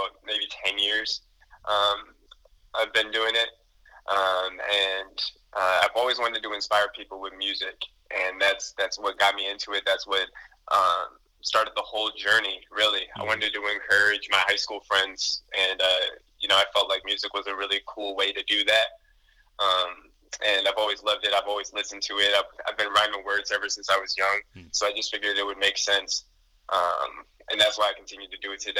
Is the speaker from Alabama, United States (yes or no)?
no; Elgin, Illinois, United States; my hometown is Elgin. That's my hometown. It's about 45 minutes away from Chicago